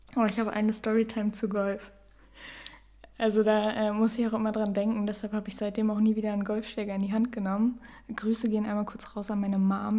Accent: near Osnabrück, Lower Saxony, Germany; ich komme auch aus der Nähe von Osnabrück

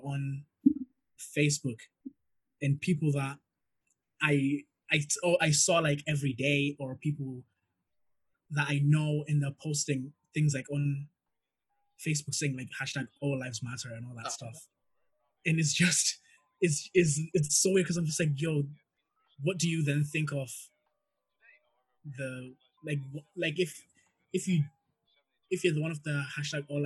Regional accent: Glasgow, Scotland, United Kingdom; I've been walking through George Square my whole life pretty much.

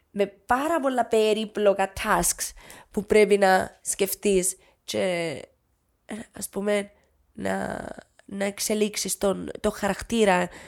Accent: Nicosia, Nicosia District, Cyprus; Είμαι, ναι, όχι, ναι, Λευκοσία της Σα.

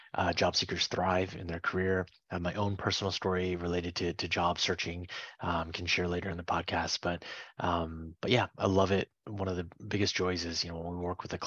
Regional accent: Fishkill, New York, United States; moved away as an adult; also born or lived in Pittsburgh, Pennsylvania; now in Washington, D.C., United States; I grew up in the Mid-Hudson Valley area in upstate New York, a few hours north of New York City.

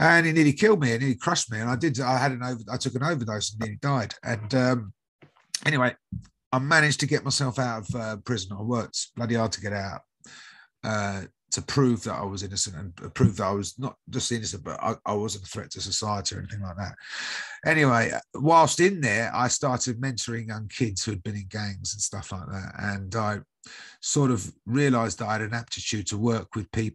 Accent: United Kingdom; I'm from the UK, as you can probably guess by my accent.

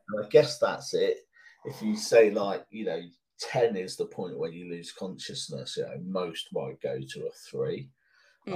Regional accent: United Kingdom; British people, part of our upbringing is to to ask someone, are they okay?

